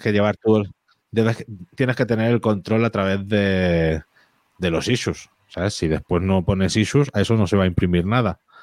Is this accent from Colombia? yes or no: no; Catalonia, Spain; Soy catalán